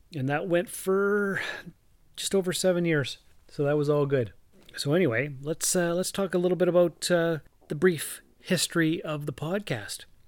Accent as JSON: {"language": "English", "town": "Sault Ste. Marie", "region": "Ontario", "country": "Canada", "tie": "born or raised there", "also_born_or_lived": "North Bay / Timmins", "moved": "as an adult", "said": "I was born and raised in Sault Ste. Marie"}